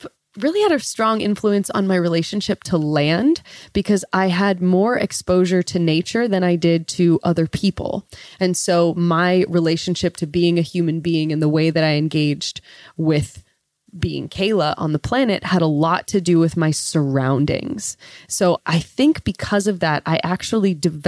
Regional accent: 45 minutes south of Yosemite, California, United States; moved away as an adult; I grew up about 45 minutes south of Yosemite National Park on the east side in California

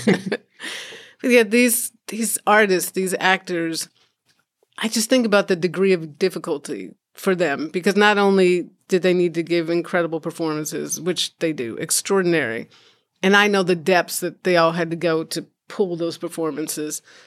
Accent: California, United States; born or raised there; also born or lived in Chicago, Illinois

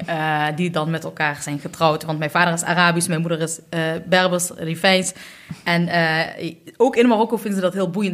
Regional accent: Eindhoven, North Brabant, Netherlands; also born or lived in Utrecht; ben ook geboren, net zoals Hela, in Eindhoven

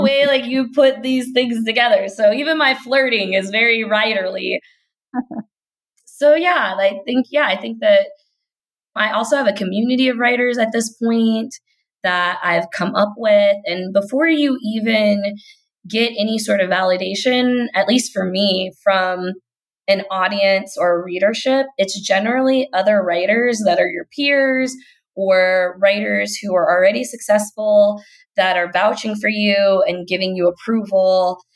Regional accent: Kentucky, United States; accent: Kentucky; I'm from Kentucky because sometimes that Kentucky accent will slip right out.

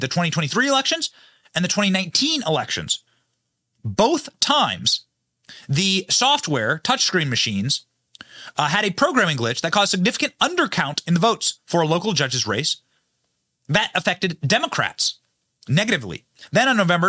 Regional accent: Iowa, United States; now in Florida, United States; my home state of Iowa

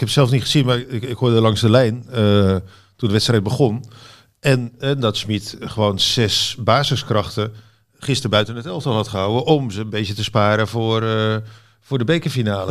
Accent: Utrecht, Netherlands; moved away; also born or lived in Barcelona; ik kom uit Utrecht

